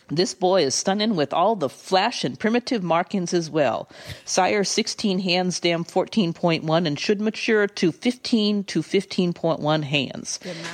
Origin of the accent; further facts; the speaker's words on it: the South, United States; accent: Southern; And I read it in my Southern Drift accent, which Glenn didn't really even listen to, as I understand it.